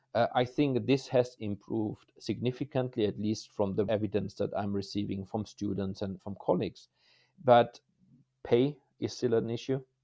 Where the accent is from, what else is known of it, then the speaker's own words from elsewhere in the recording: Germany; moved away as an adult; my career started in Germany, my home country, a little bit as a small boy